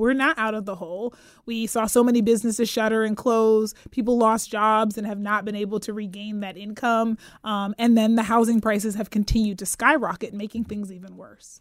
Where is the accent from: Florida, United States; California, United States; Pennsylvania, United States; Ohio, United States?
Pennsylvania, United States; Pittsburgh; moved away as an adult; also born or lived in Atlanta / Ann Arbor; now in Sacramento, United States; I'm from Pittsburgh, Pennsylvania originally